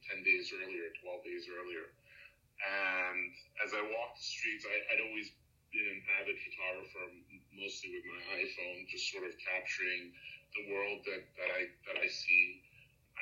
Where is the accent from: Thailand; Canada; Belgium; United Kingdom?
Belgium; now in New York, United States; I was born in Europe.